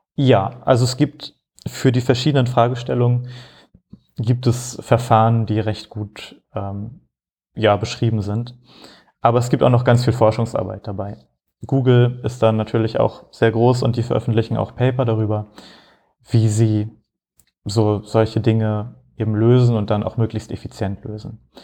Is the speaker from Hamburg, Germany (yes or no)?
yes; Hamburg, Germany; moved away as an adult; also born or lived in Frankfurt; now in Rotterdam, Netherlands; Ich komme eigentlich aus Hamburg